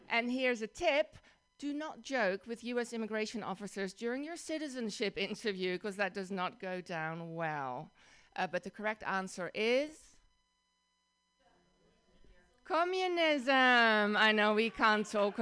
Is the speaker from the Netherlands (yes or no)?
yes; Netherlands; accent: Dutch; English is a second language; moved away as an adult; now in United States; I grew up in the Netherlands, in Holland